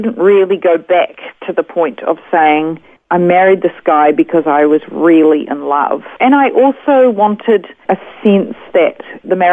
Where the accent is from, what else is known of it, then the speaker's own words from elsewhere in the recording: Auckland, New Zealand; moved away as an adult; now in Australia; I was raised in Auckland, New Zealand